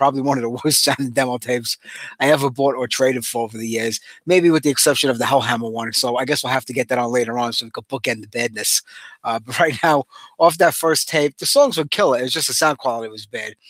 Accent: New York City, New York, United States; My hometown borough of Brooklyn, New York.

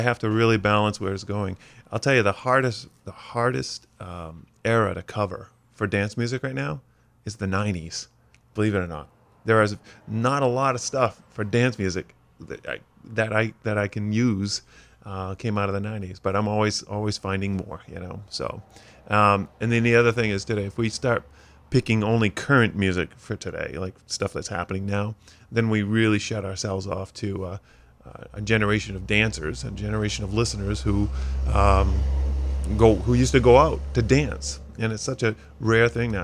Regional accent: Skowhegan, Maine, United States; hometown of Skowhegan is where I grew up

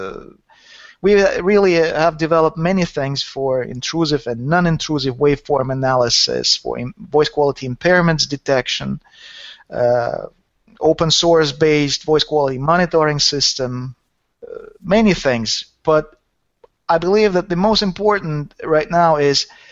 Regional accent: Saint Petersburg, Russia; born or raised there; also born or lived in Helsinki, Finland

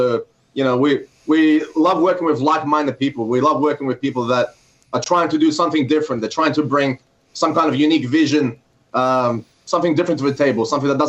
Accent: Gold Coast, Queensland, Australia; Yeah, we've got like beautiful beaches here, you know, sunny weather most of the time.

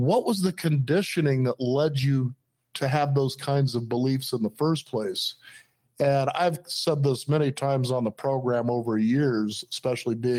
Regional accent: Los Angeles, California, United States; when I was growing up in Los Angeles

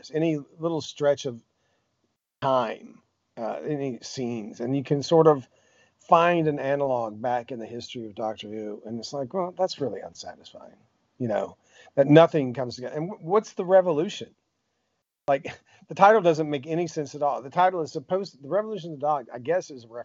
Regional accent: United States; as American

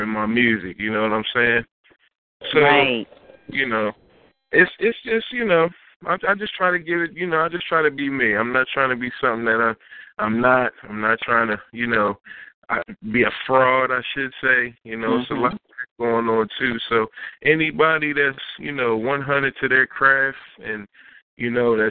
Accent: Philadelphia, Pennsylvania, United States; I'm from Philadelphia, from Logan, the Logan section of Philadelphia, you know, born and raised

